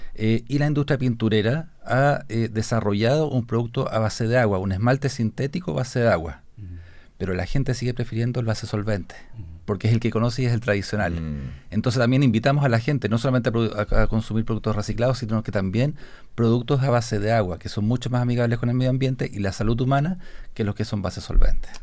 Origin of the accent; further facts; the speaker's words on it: Santiago, Santiago Metropolitan Region, Chile; nosotros los santiaguinos, yo soy santiaguino